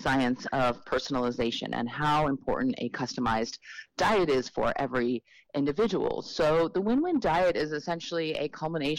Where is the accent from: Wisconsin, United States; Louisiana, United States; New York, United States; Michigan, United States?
New York, United States; New York City; I was born in Manhattan, right here in New York City.